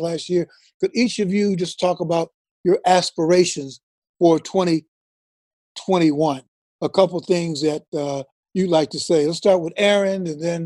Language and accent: English; Chicago, Illinois, United States; we grew up in Chicago